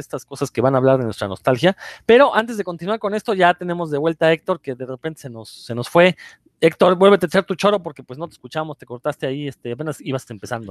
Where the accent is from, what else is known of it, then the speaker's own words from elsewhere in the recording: Mexico; now in Mérida, Mexico; para los que crecimos en México